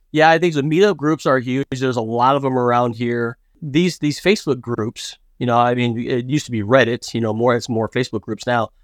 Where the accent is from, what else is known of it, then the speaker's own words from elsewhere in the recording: United States; as an American